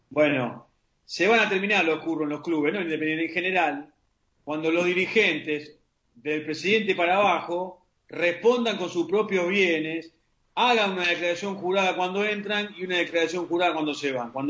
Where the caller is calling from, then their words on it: Avellaneda, Buenos Aires Province, Argentina; Ariel, Nelson, buenas noches. … de Avellaneda.